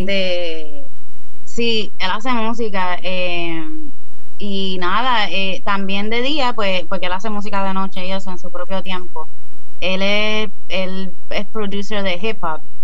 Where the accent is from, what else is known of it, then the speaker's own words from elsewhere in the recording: Caguas, Puerto Rico; also born or lived in Cidra, Puerto Rico; now in San Juan, Puerto Rico; sí vivo en San Juan, pero no soy de San Juan originalmente. Yo soy de, de Cagua y de Sidra, que es más para las montañas.